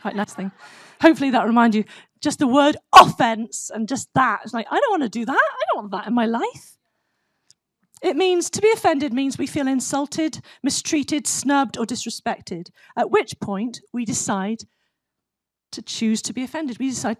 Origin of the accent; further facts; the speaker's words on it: United States; I am American. I've got two pairs of cowboy boots and all that, so I am. I totally love this country.